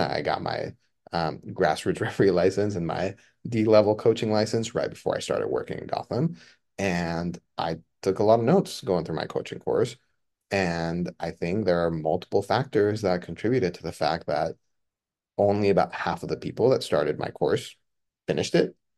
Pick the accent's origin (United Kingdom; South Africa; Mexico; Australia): Mexico; now in United States; I was born and raised in Mexico. I, I immigrated to the United States.